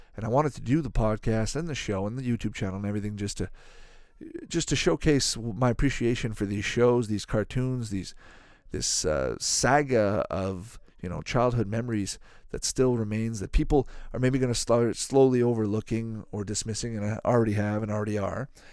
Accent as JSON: {"language": "English", "country": "Canada", "tie": "born or raised there", "said": "I grew up in Canada"}